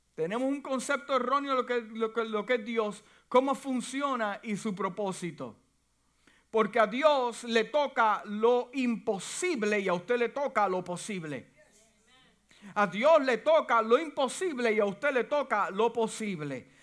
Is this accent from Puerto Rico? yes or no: yes; Puerto Rico; now in United States; Y aunque mi, familia es puertorriqueña y yo nací en Puerto Rico